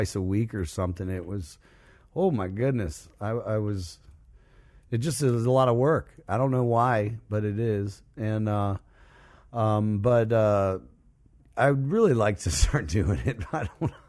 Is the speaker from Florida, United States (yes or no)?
yes; Largo, Florida, United States; I'm playing in Largo, Woodrow Park, right down the street from where I was born and raised